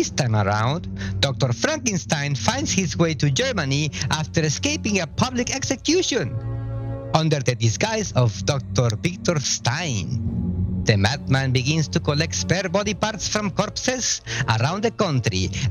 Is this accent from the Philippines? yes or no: no; Mexico; I was born and raised in Mexico